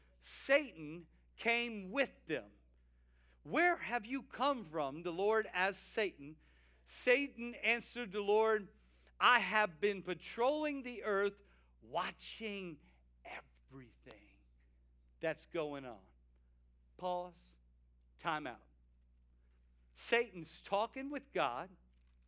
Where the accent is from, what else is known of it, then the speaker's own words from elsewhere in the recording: South Louisiana, United States; we were boys growing up in South Louisiana, me and my older brother.